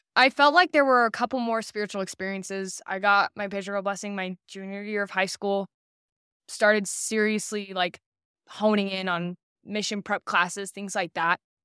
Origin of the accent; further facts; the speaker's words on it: St. Louis, Missouri, United States; also born or lived in Orem, Utah / Boston, Massachusetts / Alabama; I was 9 or 10 and, and so most of my childhood memories are from Alabama or Missouri, but I call Missouri home